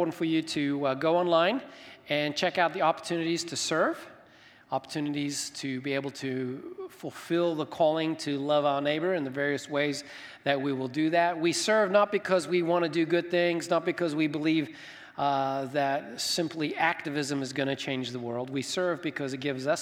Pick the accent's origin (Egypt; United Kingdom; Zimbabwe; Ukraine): Zimbabwe; now in United States; I grew up in Zimbabwe, Africa.